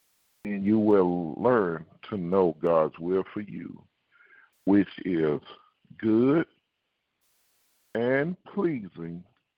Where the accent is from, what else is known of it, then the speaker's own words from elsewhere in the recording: Houston, Texas, United States; It's just like, I'm saying I'm a Houstonian, which I'm from Houston, but I act like someone from Alabama. Now, you ain't from Houston. But I am a Houstonian. I'm Texas born.